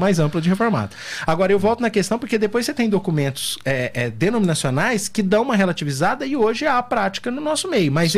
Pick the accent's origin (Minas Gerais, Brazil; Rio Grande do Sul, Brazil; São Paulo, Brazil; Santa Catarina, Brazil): Minas Gerais, Brazil; sou mineiro